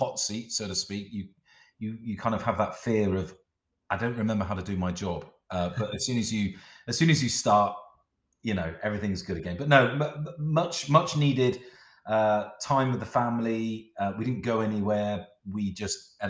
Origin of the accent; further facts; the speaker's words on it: South West England, United Kingdom; moved away as an adult; also born or lived in Middlesbrough; I'm from the southwest of England